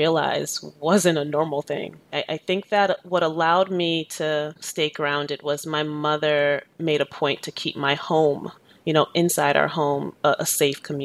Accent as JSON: {"language": "English", "town": "Boston", "region": "Massachusetts", "country": "United States", "tie": "born or raised there", "also_born_or_lived": "Jamaica", "said": "I grew up in inner city Boston in the 90s."}